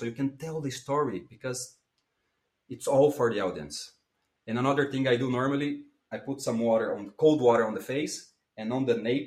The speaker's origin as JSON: {"language": "English", "country": "Brazil", "second_language": "English", "moved": "as an adult", "lives_now": "Brussels, Belgium", "said": "I come from Brazil, and I live in Belgium. I live in Brussels."}